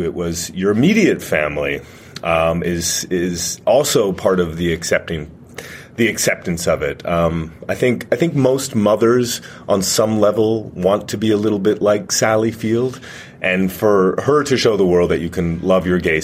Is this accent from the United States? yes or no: no; Canada; I'm Canadian